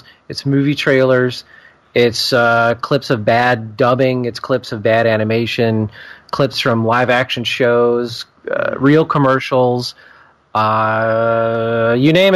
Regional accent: Atlanta, Georgia, United States; I'm born and raised in Atlanta

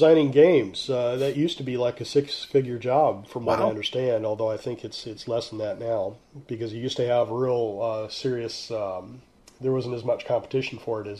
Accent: Vancouver, Washington, United States; But if I tell people I'm from Vancouver, they assume I'm Canadian.

